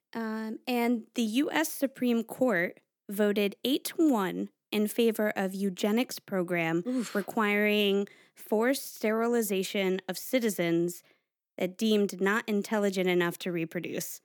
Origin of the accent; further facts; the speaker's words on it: Stratford, Connecticut, United States; I grew up in Stratford, Connecticut